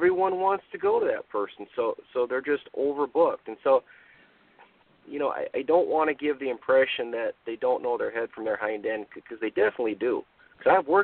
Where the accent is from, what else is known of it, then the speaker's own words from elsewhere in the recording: Minnesota, United States; I'm from Minnesota here